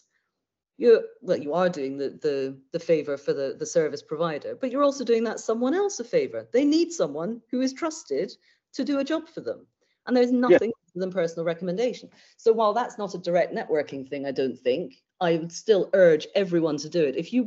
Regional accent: United Kingdom; We're terribly British

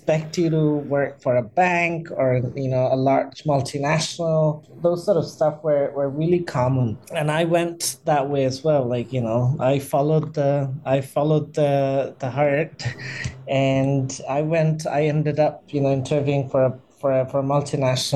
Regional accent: Dhaka, Dhaka Division, Bangladesh; So I was born in Bangladesh in the capital, Dhaka, which is probably one of the most populous city in the world. And yes, I my schooling, my university, everything happened in Dhaka.

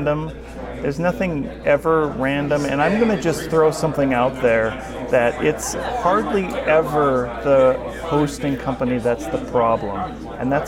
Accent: Minnesota, United States; I'm from Minnesota

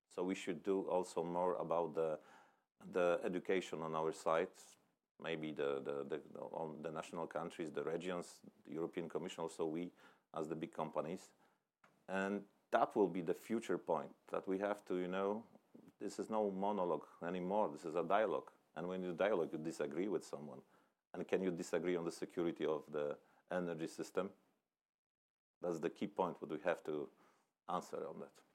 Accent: Poland; I was born in the Poland where there was a still communist country

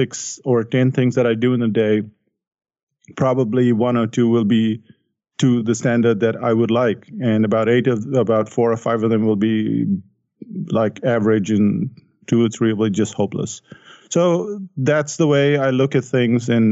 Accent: India; I grew up in India

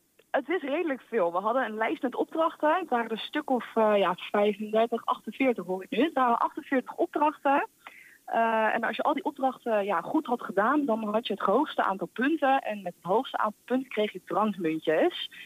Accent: Arnhem, Gelderland, Netherlands; moved away as an adult; also born or lived in Maastricht; now in Enschede, Netherlands; Ik kom uit Arnhem

